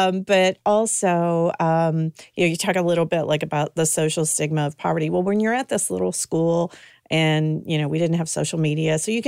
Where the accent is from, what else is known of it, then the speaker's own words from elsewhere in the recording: Paris, Kentucky, United States; also born or lived in Rhode Island / London, Kentucky; I grew up in Paris, but I summered in London because my mom is from Paris, Kentucky. My dad's from London, Kentucky.